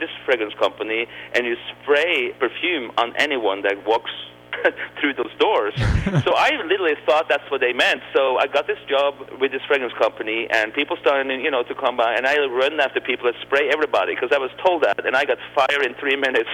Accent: Oslo, Norway; also born or lived in Spain; now in United States; I grew up right outside downtown Oslo

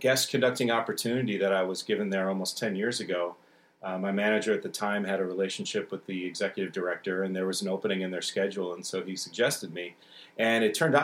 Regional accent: Syracuse, New York, United States; moved away as an adult; now in Los Angeles, United States; I grew up in Syracuse listening and studying with many of the members of the orchestra.

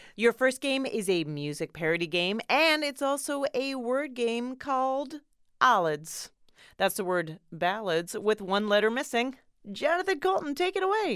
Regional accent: Canada; We're both Canadian

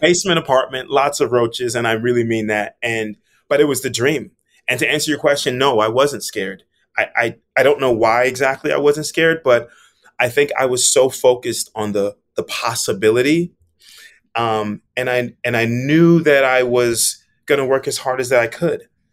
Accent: South Florida, United States; moved away as an adult; also born or lived in Miami; now in New York, United States; growing up in South Florida

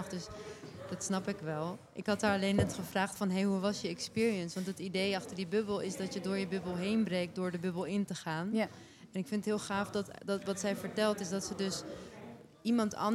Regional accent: Turkey; ik ben een Turkse vrouw met een Aliwi achtergrond ehm, ik ben actrice ook.

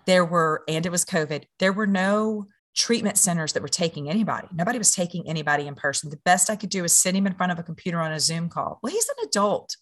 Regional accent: Louisiana, United States; I'm from Louisiana

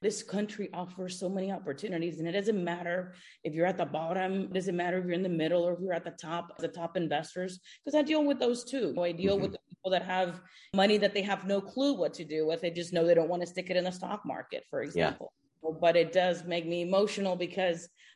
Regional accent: Houston, Texas, United States; moved away as an adult; also born or lived in Cuba; now in South Florida, United States; I moved from Houston, Texas, where I grew up, to South Florida

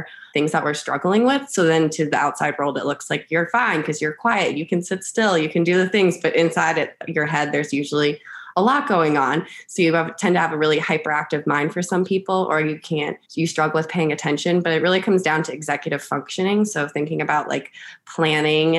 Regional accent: Charlotte, North Carolina, United States; I am from Charlotte, North Carolina.

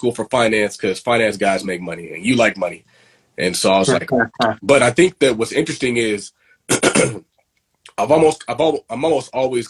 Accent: San Diego, California, United States; also born or lived in Inland Empire, California; I grew up in San Diego from like elementary school to middle school. And then from middle school, we moved to the Inland Empire

